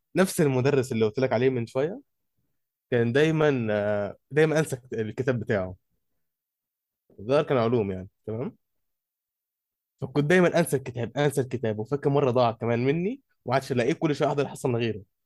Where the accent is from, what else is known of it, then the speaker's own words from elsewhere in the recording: Egypt; عندنا في مصر احنا